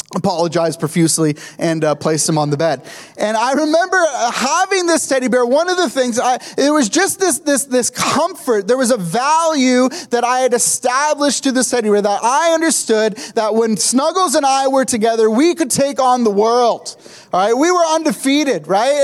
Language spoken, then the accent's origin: English; Kingston, Ontario, Canada; I grew up in Kingston